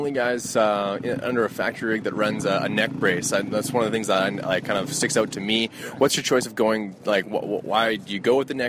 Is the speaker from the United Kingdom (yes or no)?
no; Canada; Not super cold here in my neck of the woods. I'm from Canada.